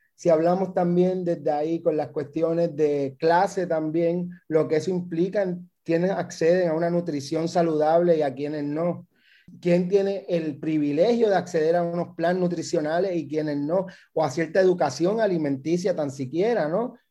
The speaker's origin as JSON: {"language": "Spanish", "country": "Puerto Rico", "also_born_or_lived": "Mexico", "moved": "yes", "said": "soy un migrante que vuelve, acabo de volver a Puerto Rico hace unos meses"}